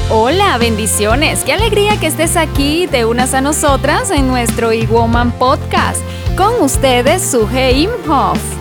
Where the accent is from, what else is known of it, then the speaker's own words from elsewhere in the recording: Barranquilla, Atlántico, Colombia; moved away; es mi tierra también natal